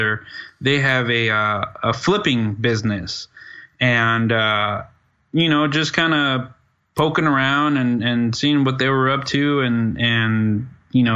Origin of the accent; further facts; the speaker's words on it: Dallas, Texas, United States; I'm from Dallas, Texas